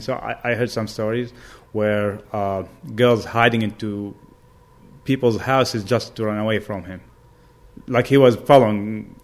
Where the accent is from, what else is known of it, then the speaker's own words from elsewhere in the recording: Baghdad, Baghdad Governorate, Iraq; moved away as an adult; now in United States; I was born and raised in Baghdad, Iraq